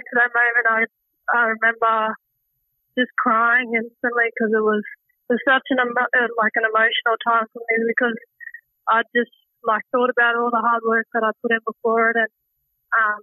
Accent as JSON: {"language": "English", "town": "Darwin", "region": "Northern Territory", "country": "Australia", "tie": "born or raised there", "also_born_or_lived": "Victoria", "said": "getting the opportunity to stay in my hometown of Darwin instead of moving interstate again"}